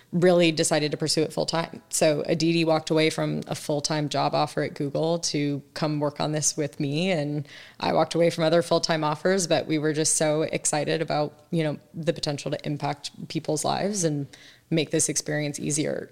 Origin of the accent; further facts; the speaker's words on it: San Diego, California, United States; moved away as an adult; also born or lived in East Coast; I grew up in San Diego, Southern California, so I will always be a California girl at heart, but went to school on the East Coast and, uh, kind of spent most of my adult life out there ever since